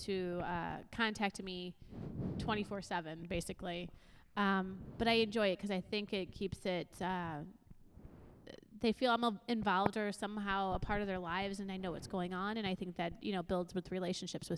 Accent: United States; I'm an American first

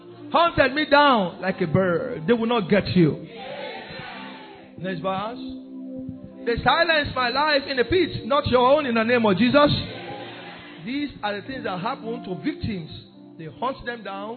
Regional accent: Ondo, Nigeria; now in Belgium; I am from Ondo State

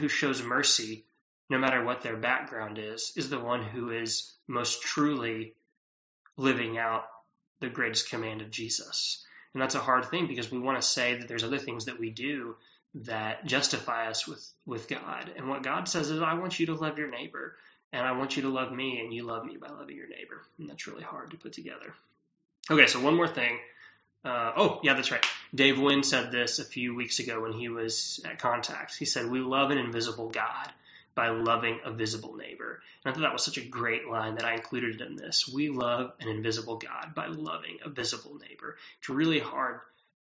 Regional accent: Texas, United States; moved away; I'm a Texan

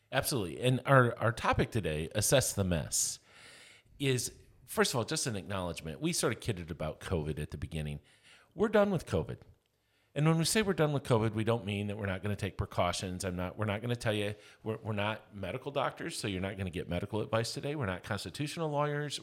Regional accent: Lamont, Kansas, United States; I'm from Lamont, Kansas.

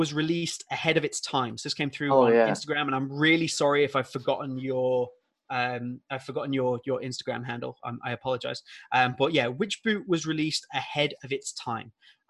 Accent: England, United Kingdom; Like I'm English

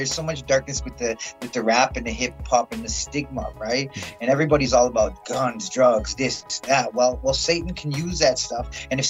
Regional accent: South Dakota, United States; now in Calgary, Canada; So my background, I'm originally from South Dakota. Part Soto, part Cree, and part Mexican.

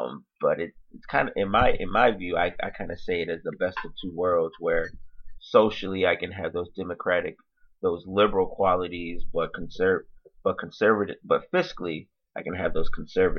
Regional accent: Grand Rapids, Michigan, United States; I grew up in the Grand Rapids area in Grand Rapids, Michigan. I've pretty much been here my whole life

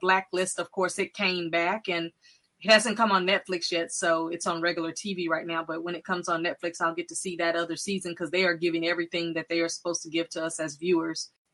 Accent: Texas, United States; I'm from Texas

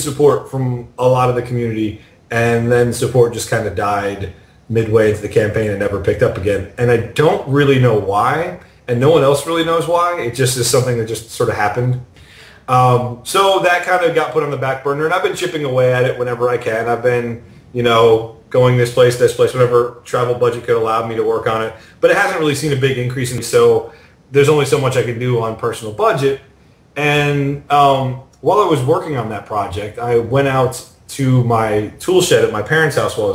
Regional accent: New York, United States; I grew up in New York

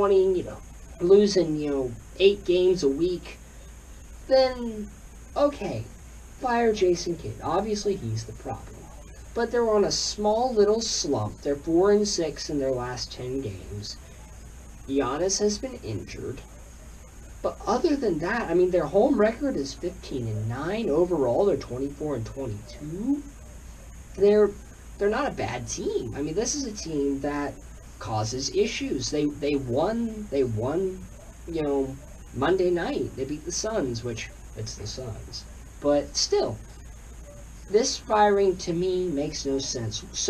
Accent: Houston, Texas, United States; I'm from Houston.

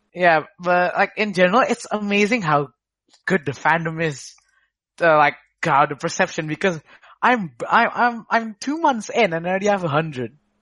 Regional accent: Surabaya, East Java, Indonesia; I am from the Jatim area of uh, Indonesia, which is not not in Jakarta

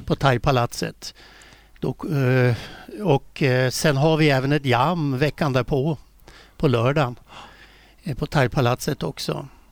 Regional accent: Västerås, Västmanland, Sweden; moved away; Jag är ju från Västerås från början. Det hörs väl på dialekten

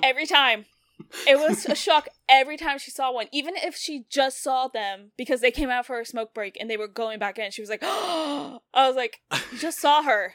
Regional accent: the South, United States; we grew up in the South

